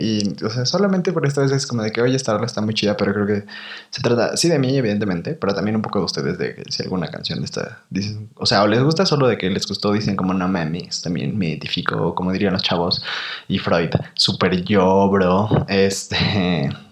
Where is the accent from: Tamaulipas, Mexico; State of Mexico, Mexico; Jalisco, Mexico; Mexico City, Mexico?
State of Mexico, Mexico; Toluca; moved away as an adult; also born or lived in Guadalajara; en mi lugar de origen, ¿no? Como yo soy de Toluca